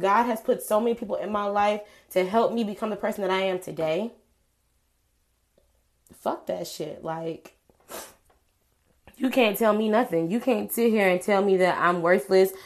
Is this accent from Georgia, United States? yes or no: yes; Atlanta, Georgia, United States; moved away as an adult; also born or lived in Montgomery, Alabama; I'm from Georgia. I'm from Atlanta, Georgia.